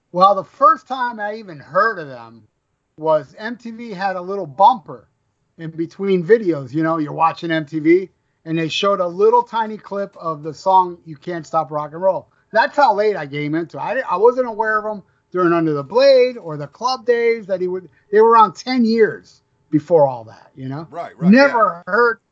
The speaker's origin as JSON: {"language": "English", "region": "Florida", "country": "United States", "said": "I'm from Florida"}